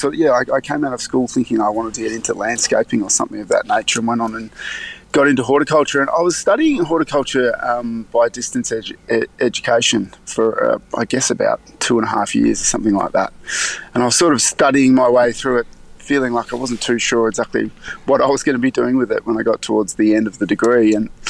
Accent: Melbourne, Victoria, Australia; I grew up in Melbourne, and so I wanted to study on campus if possible.

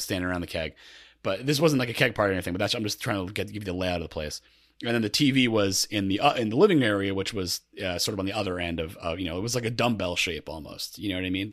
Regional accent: Connecticut, United States; also born or lived in New York City; I grew up in Connecticut

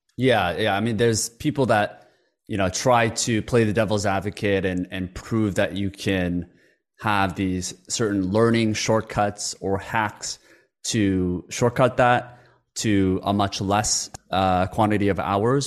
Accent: Canada; English is a second language; also born or lived in Korea; I had a language barrier growing up in Canada when I when I moved over from Korea

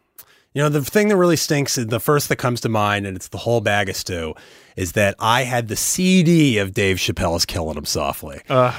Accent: Annandale, Virginia, United States; So I grew up Jewish in Annandale, Virginia, outside D.C., like you mentioned.

